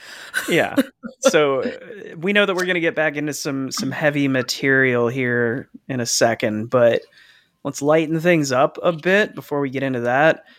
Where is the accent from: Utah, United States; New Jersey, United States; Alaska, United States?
New Jersey, United States; growing up in Jersey